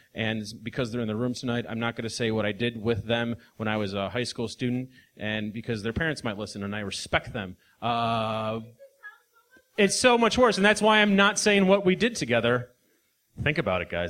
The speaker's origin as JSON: {"language": "English", "region": "Midwest", "country": "United States", "said": "we're both from the Midwest"}